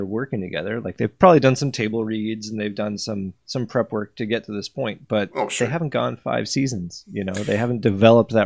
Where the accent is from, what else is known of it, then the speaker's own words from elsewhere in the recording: Canada; I'm from Canada